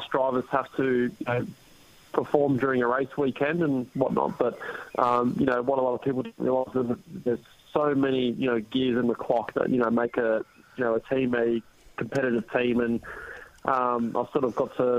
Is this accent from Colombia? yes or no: no; Australia; being Australian